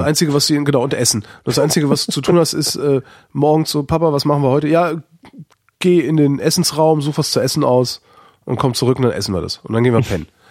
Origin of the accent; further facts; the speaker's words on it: Cologne, North Rhine-Westphalia, Germany; now in Berlin, Germany; das ist meine Heimatstadt